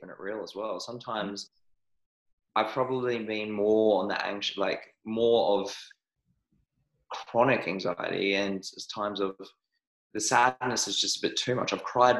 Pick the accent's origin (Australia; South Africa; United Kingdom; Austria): Australia; also born or lived in New Zealand; I was born in New Zealand, but I was raised in Australia.